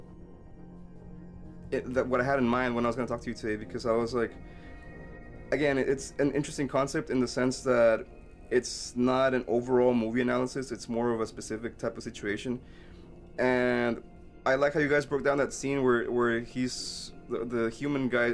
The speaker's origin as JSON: {"language": "English", "country": "Mexico", "tie": "born or raised there", "moved": "yes", "lives_now": "United States", "said": "I grew up in Mexico before I moved to the States."}